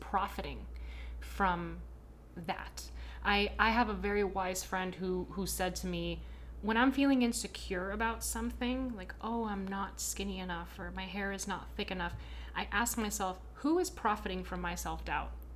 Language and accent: English; Miami, Florida, United States; accent: American apple pie; If I'm not in Miami and someone asks me where I'm from, I say, "Oh, I'm American. I'm from Miami."